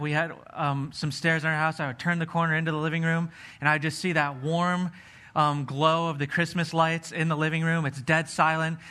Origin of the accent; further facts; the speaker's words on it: Pennsylvania, United States; I was growing up in Pennsylvania.